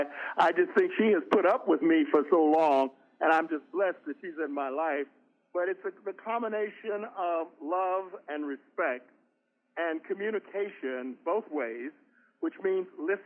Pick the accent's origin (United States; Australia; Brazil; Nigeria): United States; Kansas City, Kansas; moved away as an adult; also born or lived in Washington; Yes, I grew up in Kansas City, Kansas, in an all-black neighborhood. Graduated from the only black high school in the state of Kansas, Sumner High School.